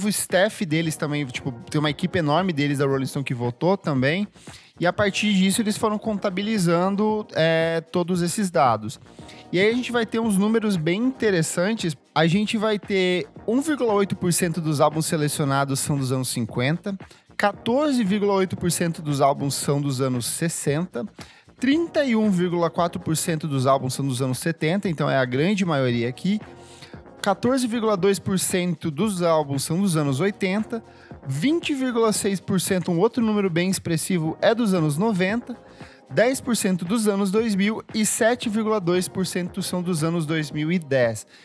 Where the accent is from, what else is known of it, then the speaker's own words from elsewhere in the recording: Brazil; a gente é brasileiro